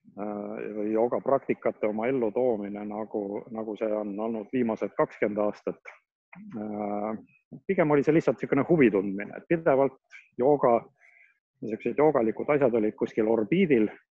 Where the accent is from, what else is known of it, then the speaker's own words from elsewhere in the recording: Pärnu, Pärnu County, Estonia; ma olen pärnakas